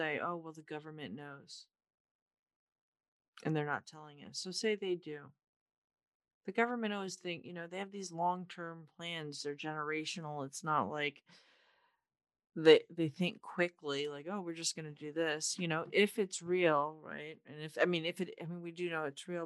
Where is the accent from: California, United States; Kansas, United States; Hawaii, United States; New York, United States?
California, United States; Orange County; I am from Orange County